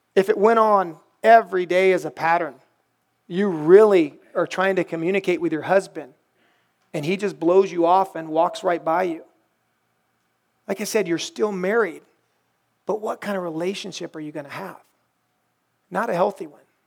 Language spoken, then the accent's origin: English; the Bible Belt, United States; I grew up in the Bible Belt